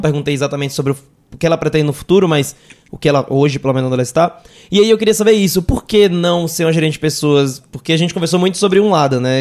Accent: Northeast Region, Brazil; accent: nordestino; eu sou nordestino, dá pra perceber no sotaque

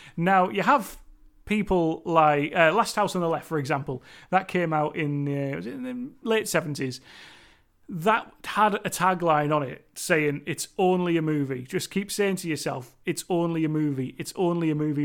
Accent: Cumbria, North West England, United Kingdom; accent: Cumbrian; me and my Cumbrian accent

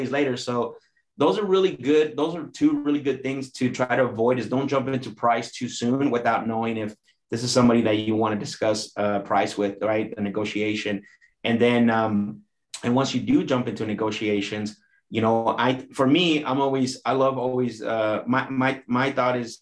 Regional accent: Phoenix, Arizona, United States; also born or lived in Mexico; I'm from Arizona, pretty much, technically

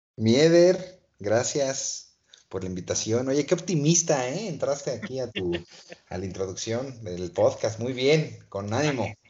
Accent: Toluca, State of Mexico, Mexico; soy de Toluca, una ciudad hermosa

